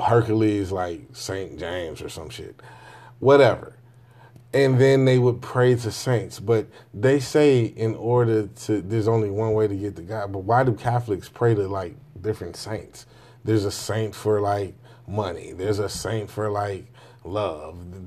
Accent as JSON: {"language": "English", "country": "Jamaica", "said": "Me being a Jamaican"}